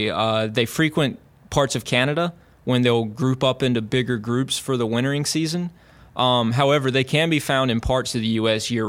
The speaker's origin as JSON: {"language": "English", "town": "Clinton", "region": "North Carolina", "country": "United States", "tie": "born or raised there", "said": "Coharie is in my hometown of Clinton, North Carolina. Um, for those at all familiar with the geography of North Carolina, it's halfway between Raleigh and Wilmington."}